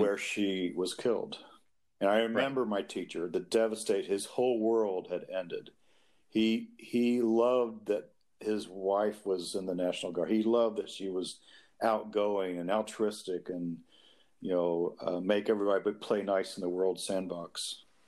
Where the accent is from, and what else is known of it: Kentucky, United States; born or raised there